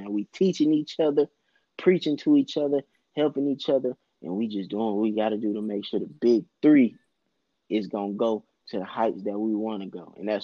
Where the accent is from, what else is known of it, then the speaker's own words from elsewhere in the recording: Augusta, Georgia, United States; I'm from Augusta